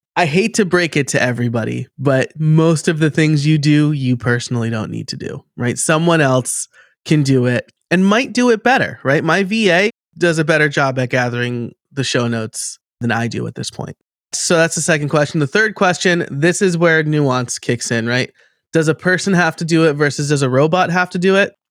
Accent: New York, United States; accent: New York; now in Philadelphia area, United States; I live outside of Philly now, but I am from New York, about an hour north

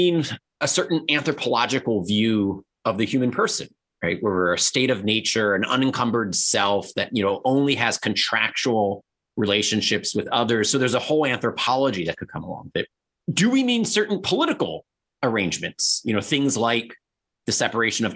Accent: Baltimore, Maryland, United States; I'm from Baltimore, Maryland

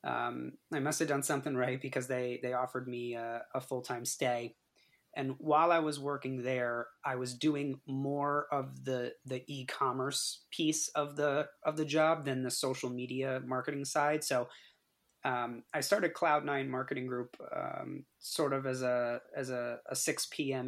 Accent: East Longmeadow, Massachusetts, United States; I'm born and raised East Longmeadow, Massachusetts.

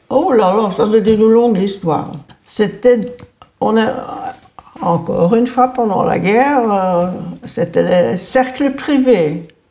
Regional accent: Anderlecht, Brussels-Capital Region, Belgium; also born or lived in Forest; Je suis née à Anderlecht. J'ai fait ma commune à Anderlecht. Je me suis mariée à Anderlecht.

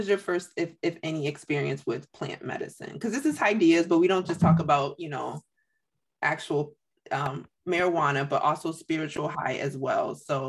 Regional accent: Springfield, Massachusetts, United States; I grew up in Springfield, Mass. So that's cool. Yeah. I was born and raised there.

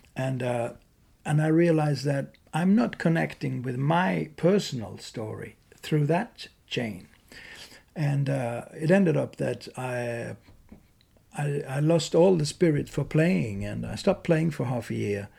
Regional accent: Malmö, Skåne, Sweden; moved away; also born or lived in Dalarna; where I grew up in Malmö, South Sweden

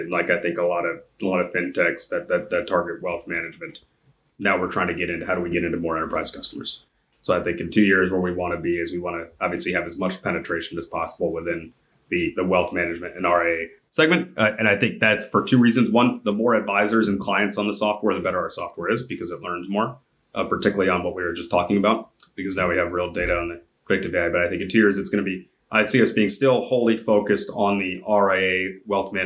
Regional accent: Jacksonville, Florida, United States; now in San Francisco, United States; I grew up in the South, in Jacksonville. Now I live in San Francisco

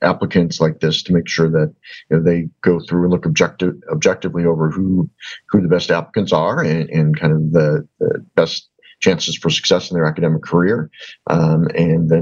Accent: Milwaukee, Wisconsin, United States; also born or lived in Washington, D.C.; I'm from Milwaukee

